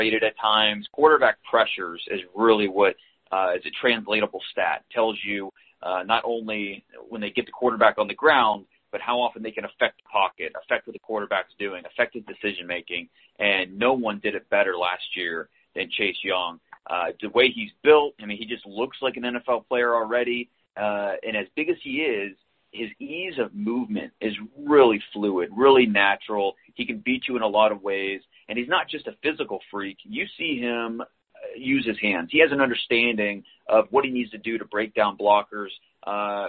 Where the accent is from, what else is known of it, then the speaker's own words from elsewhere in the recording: Northeast Ohio, United States; moved away as an adult; also born or lived in Texas; born and raised in Northeast Ohio, went down to Texas after I graduated from Mount Union